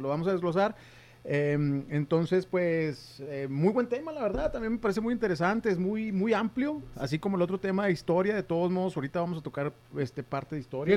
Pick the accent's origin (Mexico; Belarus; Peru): Mexico; nosotros como mexicanos